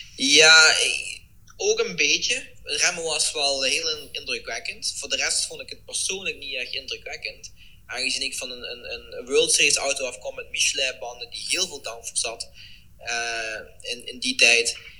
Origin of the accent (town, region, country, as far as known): Netherlands; also born or lived in Eindhoven area (lives)